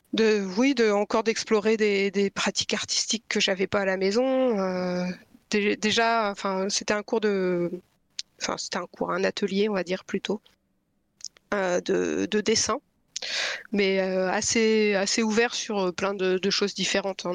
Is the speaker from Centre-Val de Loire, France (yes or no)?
no; Lille, Hauts-de-France, France; moved away as an adult; also born or lived in Brittany / Pas-de-Calais / Toulouse / Paris region; now in Brest, France; j'ai grandi dans le nord de la France. Enfin, je suis née en Bretagne. J'ai grandi dans le nord de la France, près de Lille. Enfin, un peu à Lille et un peu autour.